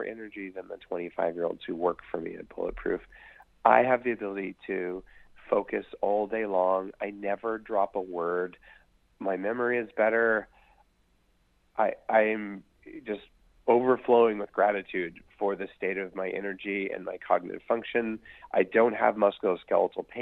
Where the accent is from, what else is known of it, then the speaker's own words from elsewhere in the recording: Silicon Valley, California, United States; I'm from Silicon Valley where we do it big or we go home